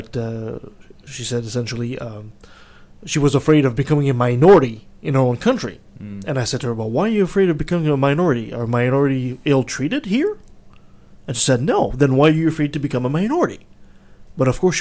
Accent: Canada

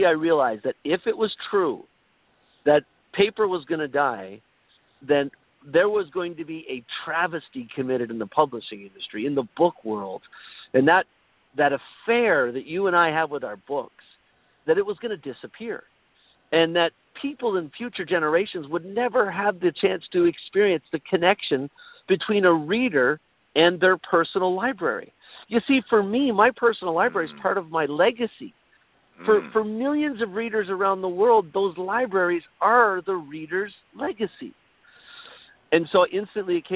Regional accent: Toronto, Ontario, Canada; I am from Toronto, Canada

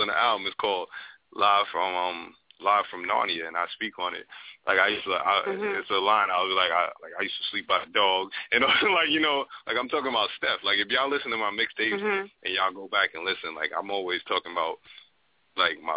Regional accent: New York City, New York, United States; I'm from Brooklyn. Like, I don't got no country accent

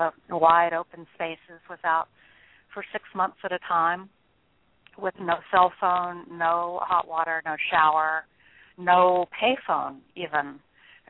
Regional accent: Nashville, Tennessee, United States; moved away as an adult; also born or lived in northern Wyoming; I grew up in Nashville as one of five children, a minister's daughter.

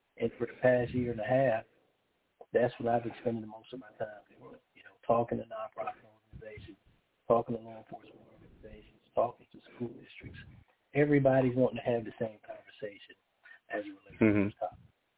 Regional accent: Charleston, South Carolina, United States; also born or lived in Harlem, New York; I was born in Harlem, New York, and lived there until I was about 10. Then I moved to Charleston, South Carolina with my family, you know, went to college.

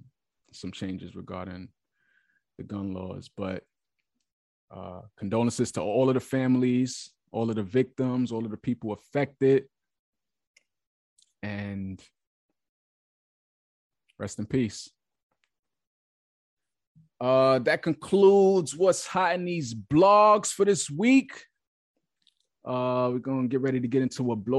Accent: New York, United States; I'm from New York

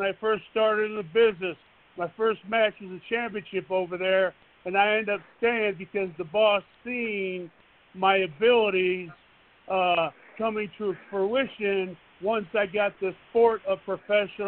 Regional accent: Omaha, Nebraska, United States; I'm from the Cornhusker State

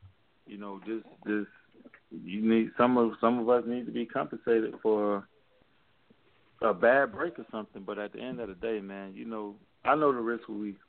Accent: South Florida, United States; I'm from South Florida.

